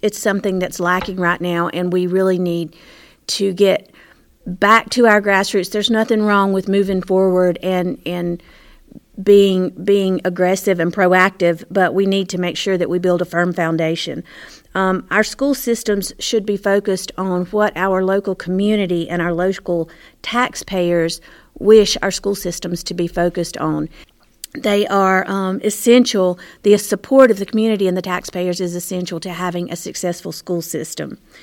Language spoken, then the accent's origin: English; Morganton, North Carolina, United States; I was born and raised in Morganton. Lived, lived my whole life here.